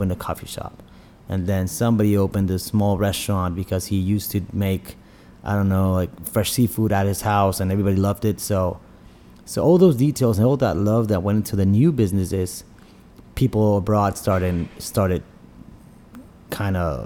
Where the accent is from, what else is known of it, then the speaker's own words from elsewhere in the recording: Tijuana, Baja California, Mexico; being Mexican, but being in Tijuana, we're more American than we are Oaxacan